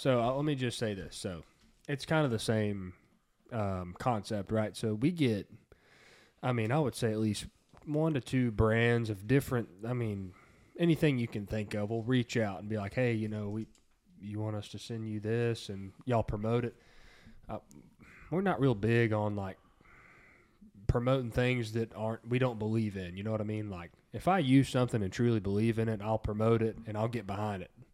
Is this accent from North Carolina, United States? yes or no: no; Texas, United States; we're from Texas